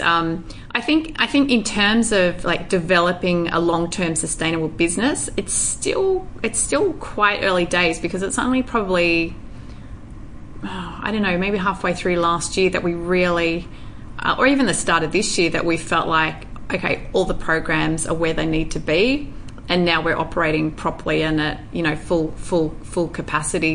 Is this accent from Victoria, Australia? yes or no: no; northwest New South Wales, Australia; also born or lived in Bogor, Indonesia; a very innocent, I would say, little country girl living on a farm in um, the northwest region of New South Wales